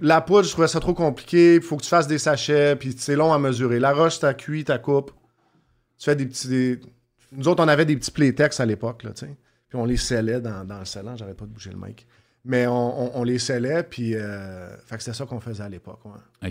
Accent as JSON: {"language": "French", "town": "Montreal", "region": "Quebec", "country": "Canada", "said": "je un gars de Montréal, centre-ville de Montréal. J'ai déménagé pas mal, mais toujours dans le coin du centre-ville."}